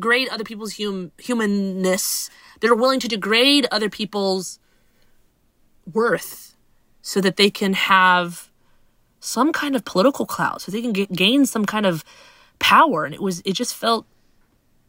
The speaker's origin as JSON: {"language": "English", "town": "Huntsville", "region": "Alabama", "country": "United States", "tie": "born or raised there", "said": "I grew up in Alabama"}